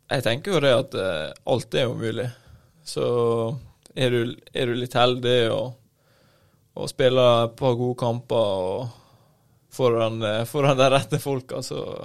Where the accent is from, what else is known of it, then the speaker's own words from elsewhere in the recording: Ålesund, Møre og Romsdal, Norway; jeg kom jo fra, eh, fra Ålesund